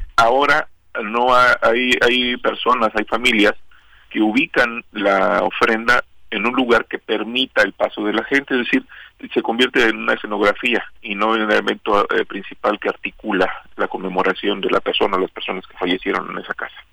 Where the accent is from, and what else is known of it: Mexico